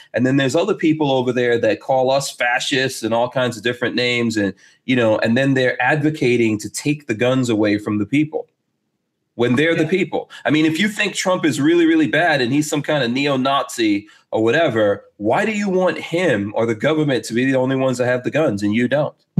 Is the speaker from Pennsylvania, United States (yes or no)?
no; New York City, New York, United States; moved away as an adult; now in Gainesville, United States; I'm from Far Rockaway, New York